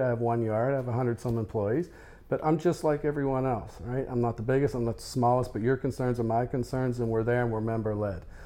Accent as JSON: {"language": "English", "town": "Denver", "region": "Colorado", "country": "United States", "said": "I'm from Denver, Colorado"}